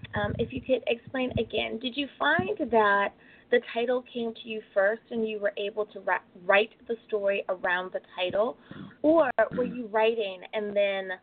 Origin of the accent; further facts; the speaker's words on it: United States; my home country, United States of America